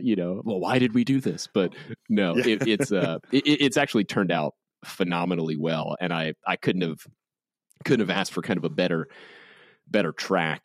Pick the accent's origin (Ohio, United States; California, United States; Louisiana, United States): Louisiana, United States; New Orleans; I grew up in New Orleans